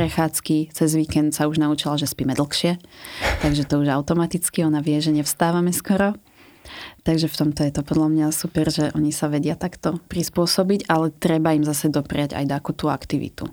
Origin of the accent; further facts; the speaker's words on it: Liptov, Žilina Region, Slovakia; pochádzam z Liptova